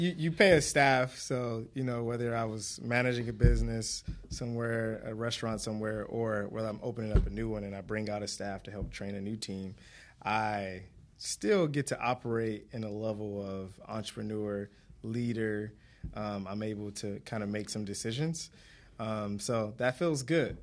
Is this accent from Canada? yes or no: no; Detroit, Michigan, United States; born and raised in Detroit